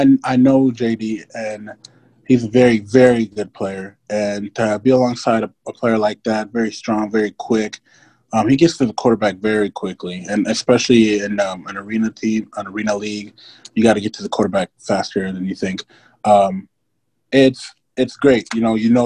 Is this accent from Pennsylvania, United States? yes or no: no; Grand Island, Nebraska, United States; also born or lived in Sudan / Atlanta, Georgia; Grand Island was, you know, where I grew up in, you know, where I learned everything from football.